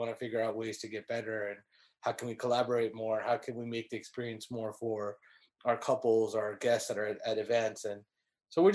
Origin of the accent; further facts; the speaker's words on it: California, United States; now in Dallas, United States; I'm from California